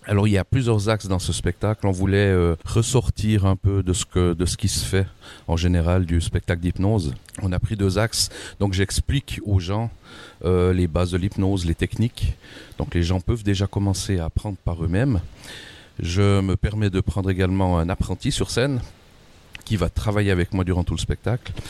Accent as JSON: {"language": "French", "country": "Switzerland", "accent": "Swiss", "said": "je viens de Suisse."}